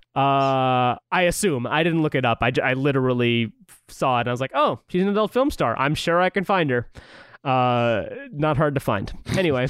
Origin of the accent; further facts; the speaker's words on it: St. Louis, Missouri, United States; we're both from Missouri